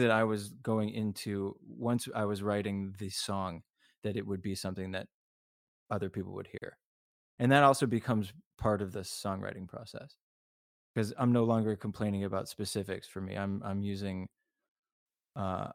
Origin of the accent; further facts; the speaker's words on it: Los Angeles, California, United States; also born or lived in New York; me being an LA person through and through. I was born here and I'm pretty laid back.